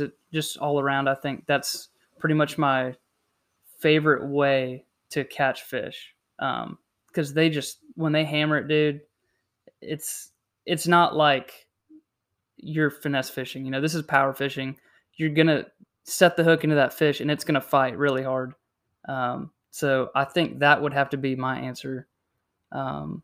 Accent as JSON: {"language": "English", "region": "South Carolina", "country": "United States", "tie": "born or raised there", "also_born_or_lived": "Indiana", "said": "I was born in Indiana, um, lived down here in South Carolina for about twenty years now, just coming up on twenty-one, so, um, basically lived down here my whole life"}